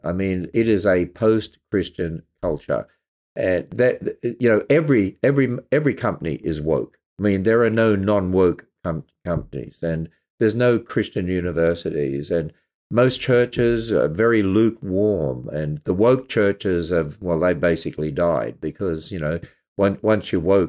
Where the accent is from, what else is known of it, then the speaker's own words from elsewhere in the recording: Australia; And of course, it's my home country.